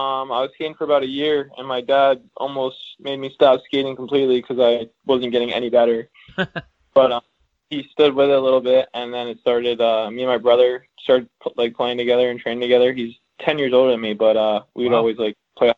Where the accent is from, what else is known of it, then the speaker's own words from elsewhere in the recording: Virginia, United States; also born or lived in Germany; I was born in Germany, and then when I was about like 6 or 8 months, we moved to Virginia, and that's where I've grown up since.